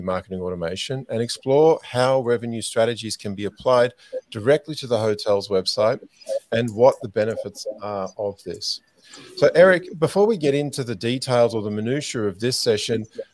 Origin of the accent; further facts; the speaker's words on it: Australia; moved away; I grew up in Australia, so we're very much used to warm Christmases.